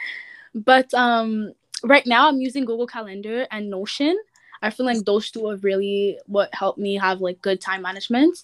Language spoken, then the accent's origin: English; Montreal, Quebec, Canada; I'm from Montreal, Canada